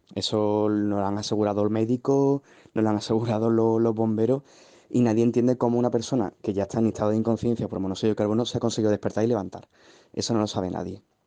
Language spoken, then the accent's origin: Spanish; Seville, Andalusia, Spain; yo vivo en Sevilla, yo soy de Sevilla